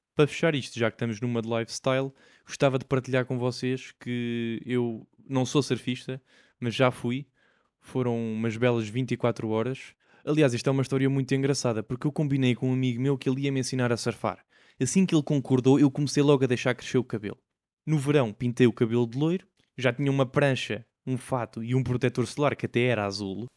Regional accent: Portugal; nós, como Tugas

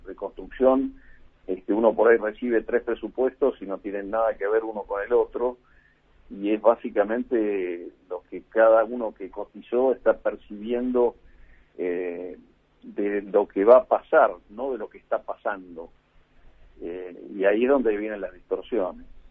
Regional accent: Argentina; Nosotros como argentinos

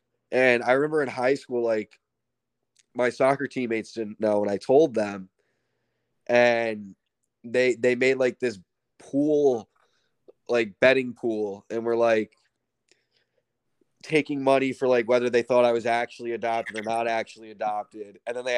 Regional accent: Ridgefield, United States; but growing up in Ridgefield itself, it's going to sound like first world problems came with a much different set of sort of issues, I would say. So, you know, in Ridgefield, everything was super competitive.

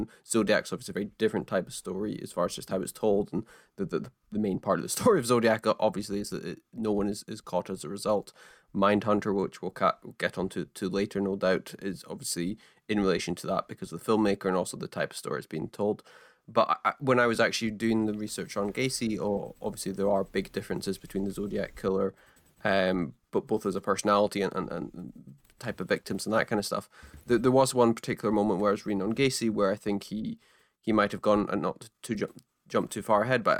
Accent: Scottish Highlands, Scotland, United Kingdom; I grew up almost exclusively in the Scottish Highlands

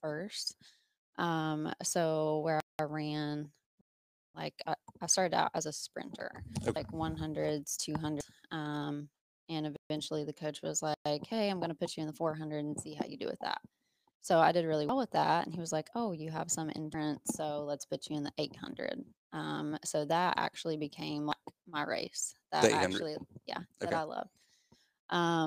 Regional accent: Pennington Gap, Virginia, United States; moved away as an adult; now in Johnson City, United States; I'm from Pennington Gap, Virginia. Moved to Johnson City in 2007 to go to ETSU

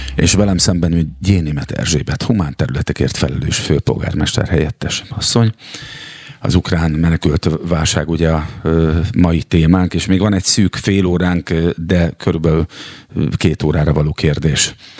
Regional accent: Szeged, Csongrád-Csanád, Hungary; én szegedi vagyok

